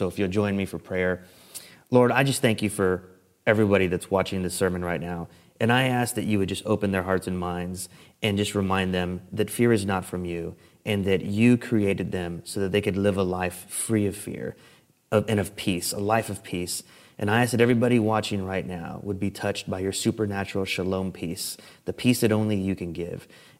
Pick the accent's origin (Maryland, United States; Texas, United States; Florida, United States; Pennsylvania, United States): Texas, United States; San Antonio; This picture is the street sign where I grew up on West Edmosa Street. And for those of you not in San Antonio, this is close to the urban core. This is the inner city San Antonio, very close to downtown.